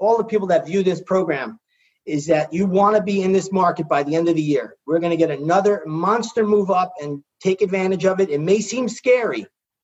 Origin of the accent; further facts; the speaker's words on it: New York, United States; I'm from New York